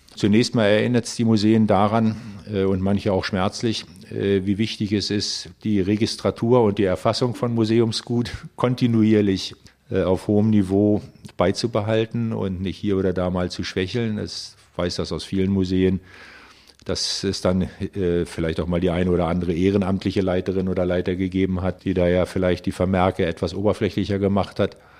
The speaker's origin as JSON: {"language": "German", "country": "Germany", "said": "wir sind jetzt hier als Deutsche"}